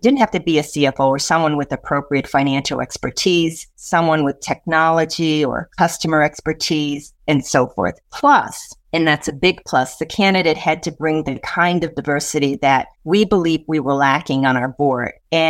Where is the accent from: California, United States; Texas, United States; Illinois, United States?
Illinois, United States; Chicago; moved away as an adult; also born or lived in London / New York; I was born and raised in Chicago. I'm the youngest of five children. I grew up in one of the first neighborhoods that was built from the ground up for Black first-time homeowners